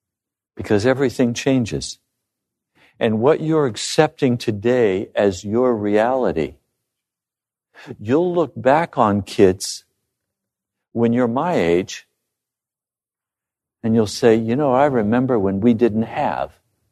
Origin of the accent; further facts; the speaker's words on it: Bosler, Wyoming, United States; As I grew up living in Bosler, I remember the first time I had an ice cream.